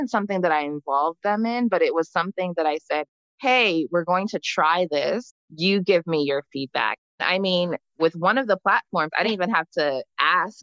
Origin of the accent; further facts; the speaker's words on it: New Jersey, United States; also born or lived in Freetown, Sierra Leone; I was born in Freetown and my family immigrated to the U.S. when I was young because of the war. So I grew up in New Jersey.